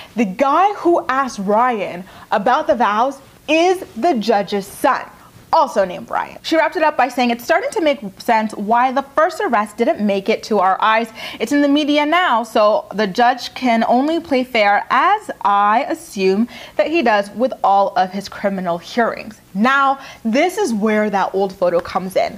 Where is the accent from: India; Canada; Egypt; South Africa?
Canada; I'm Canadian